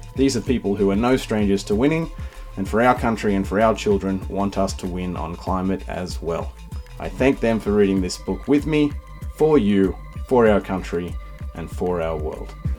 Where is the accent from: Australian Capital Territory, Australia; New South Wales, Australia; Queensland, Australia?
New South Wales, Australia; Sydney; moved away as an adult; also born or lived in United States; I grew up in Sydney